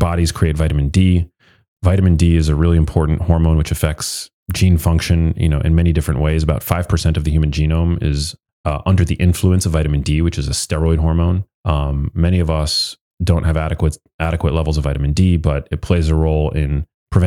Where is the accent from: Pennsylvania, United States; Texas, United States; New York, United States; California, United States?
New York, United States; New York City; I was born in New York City, so I'm an urbanite